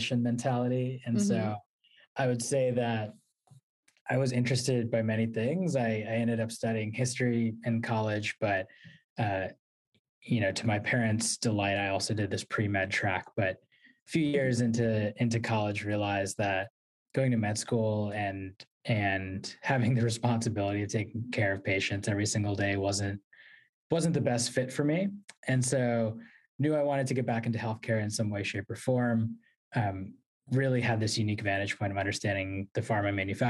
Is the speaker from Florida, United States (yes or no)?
no; Virginia, United States; moved away as an adult; also born or lived in New York City; now in Washington, D.C., United States; I was born in New York City, grew up in Virginia, and have lived in Washington, D.C. and spent a lot of time in New York ever since